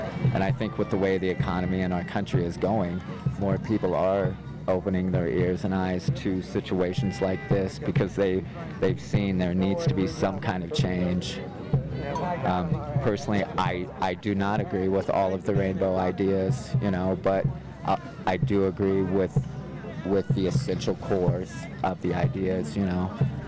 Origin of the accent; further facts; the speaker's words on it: Indiana, United States; I'm from Indiana, so there's no mountains there, you know, and it's like this, there's no scenery there like this. I see cornfields every day